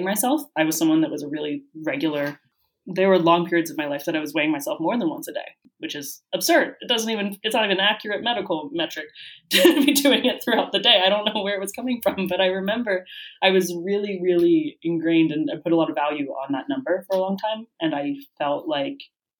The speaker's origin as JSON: {"language": "English", "country": "United States", "tie": "born or raised there", "moved": "as an adult", "lives_now": "Madrid, Spain", "said": "growing up in the United States"}